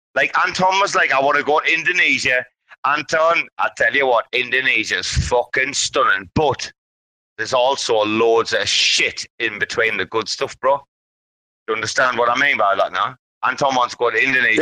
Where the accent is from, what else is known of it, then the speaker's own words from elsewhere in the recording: United Kingdom; now in Thailand; I'm not American. This is a matter of seeing. I'm British